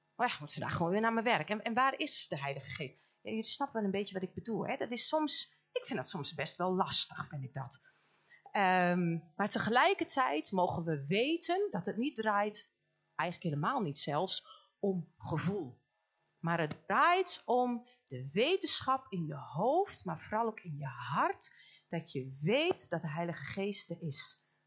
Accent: Almelo, Overijssel, Netherlands; Wij komen helemaal uit Almelo, uit het mooie oosten

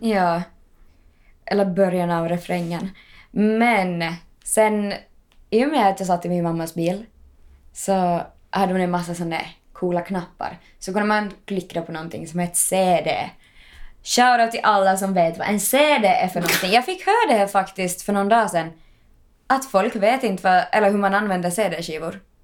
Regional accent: Ostrobothnia, Finland; now in Helsinki, Finland; jag var där hemma i Österbotten

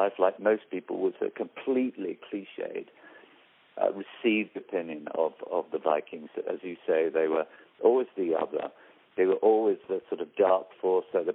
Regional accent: York, Yorkshire and the Humber, United Kingdom; I come from Yorkshire, from York, where the march started

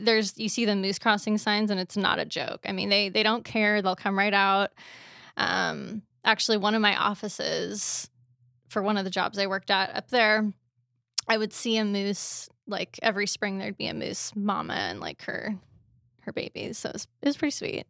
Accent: North Richland Hills, Washington, United States; also born or lived in New Mexico / Spokane / Anchorage, Alaska; grew up here

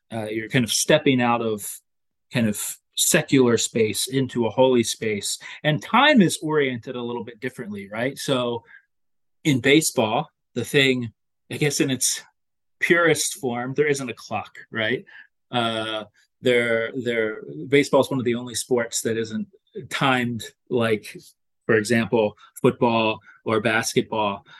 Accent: Lower Delaware, United States; also born or lived in Connecticut; I grew up in Lower Delaware, the kind of equally distant between the Phillies and the Baltimore Orioles

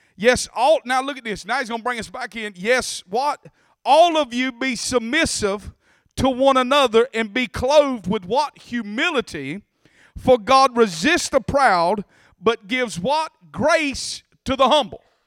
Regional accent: Bacon County, Georgia, United States; accent: country; I was raised in Bacon County

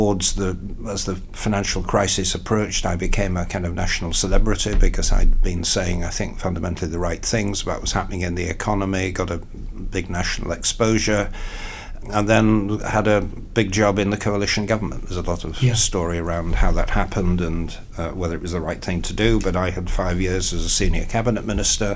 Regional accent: York, Yorkshire and the Humber, United Kingdom; moved away; I did in the 80s stand twice in York, which is my hometown

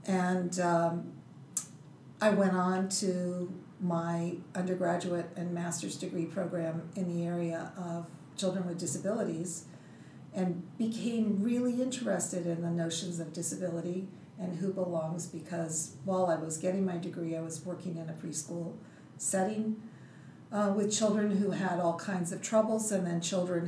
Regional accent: Tokyo, Japan; born there; So I grew up all over the world. My dad was in the military.

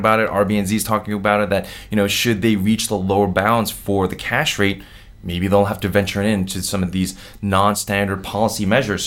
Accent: New York, United States; I'm from New York

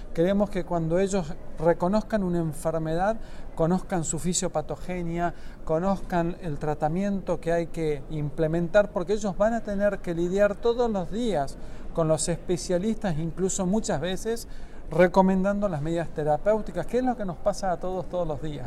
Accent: Tucumán, Argentina; mi provincia, de la provincia de Tucumán

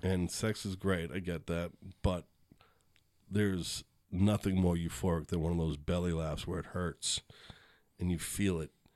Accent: Boston, Massachusetts, United States; moved away; I'm from Boston

